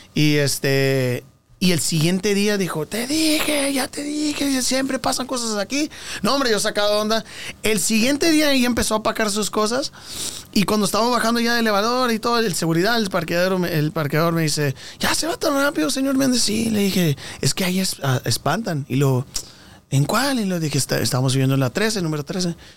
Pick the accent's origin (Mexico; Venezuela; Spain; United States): United States; Texas; also born or lived in California; nací en California, me, voy a Texas y, y cuando nos vamos a Texas yo tenía nueve años.